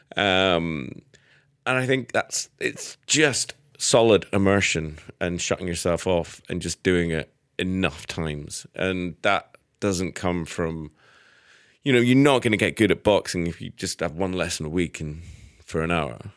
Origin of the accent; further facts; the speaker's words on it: Edinburgh, Scotland, United Kingdom; moved away as an adult; also born or lived in Manchester; I grew up in Edinburgh